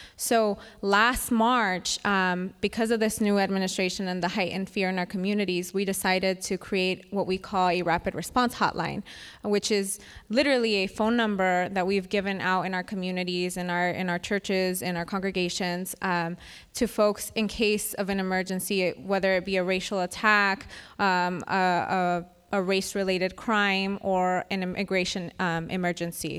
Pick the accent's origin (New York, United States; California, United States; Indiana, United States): California, United States; Winton; I'm from Winton, California, which is a small town in Merced County